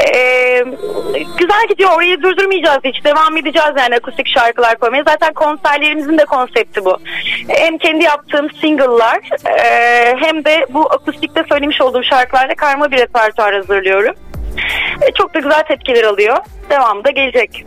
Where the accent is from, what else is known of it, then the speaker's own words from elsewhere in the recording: Bursa, Turkey; moved away; Benim kendi memleketim zaten